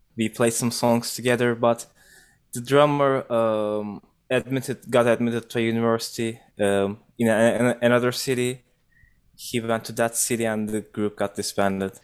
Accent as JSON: {"language": "English", "region": "Ankara", "country": "Turkey", "tie": "born or raised there", "moved": "as an adult", "lives_now": "Toronto, Canada", "said": "I grew up in an urban region. Uh, I lived in Ankara."}